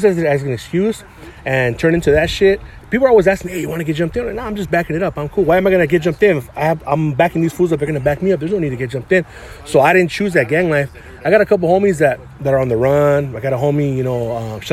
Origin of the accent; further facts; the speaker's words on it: San Gabriel, California, United States; now in Alhambra, United States; I grew up in San Gabriel